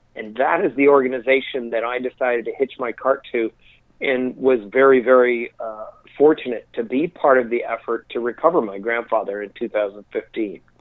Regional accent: Colorado, United States; also born or lived in Wyoming / New Mexico; born and raised in Colorado and spent most of my life in the Rocky Mountains

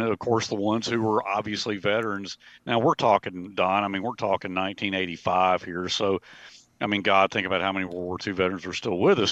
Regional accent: Montevallo, Alabama, United States; I worked for the city of Montevallo during the summers, okay? Uh, when I was home from Auburn University during the summers

